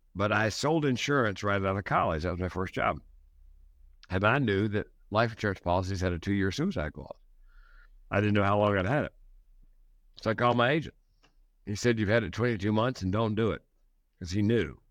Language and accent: English; the South, United States; That's the way I was raised in the South.